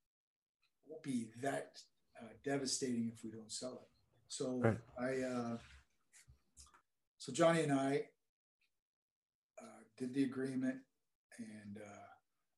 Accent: Oakville, Ontario, Canada; we're from Oakville

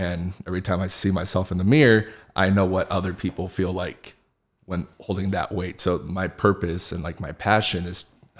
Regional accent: Rancho Cucamonga, California, United States; I grew up right here in Rancho Cucamonga

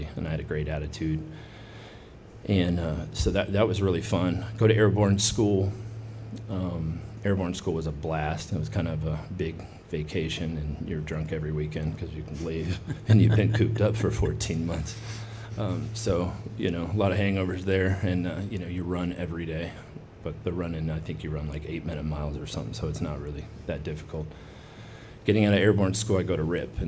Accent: United States; growing up as an American

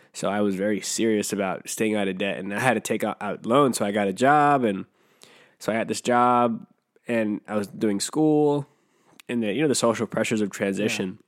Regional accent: Riverside, California, United States; born or raised there; also born or lived in Jamaica

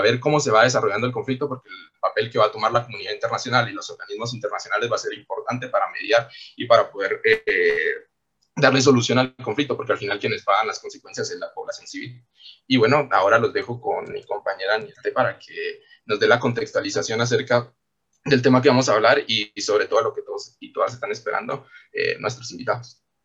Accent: Guatemala; nosotros como guatemaltecos y guatemaltecas

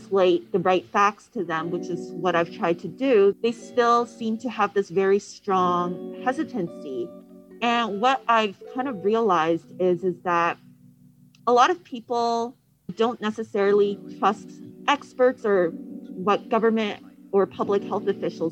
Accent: Canada; moved away; I'm from Canada

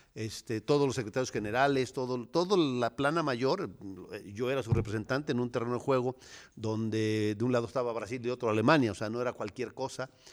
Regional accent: Cuernavaca, Morelos, Mexico; Yo nací en Cuernavaca, Morelos, ahí en el mero Zócalo, en el mero centro.

